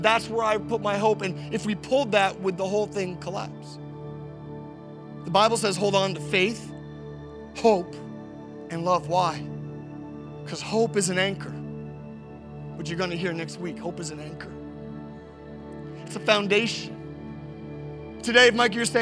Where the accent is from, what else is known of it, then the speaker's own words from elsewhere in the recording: Canada; I'm a Canadian